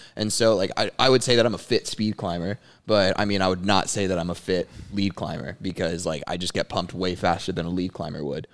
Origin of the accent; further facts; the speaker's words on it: Dallas, Texas, United States; I'm from Dallas, Texas. I grew up climbing here at Summit Carrollton